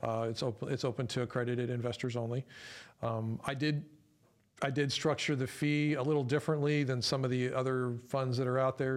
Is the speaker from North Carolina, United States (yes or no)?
no; San Antonio, Texas, United States; I was born and raised here in San Antonio too